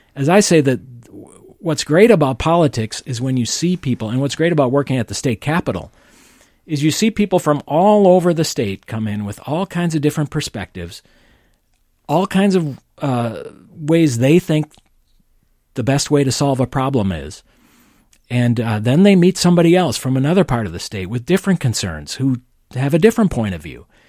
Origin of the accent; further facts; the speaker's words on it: St. Paul, Minnesota, United States; he hired me here in St. Paul, which is my hometown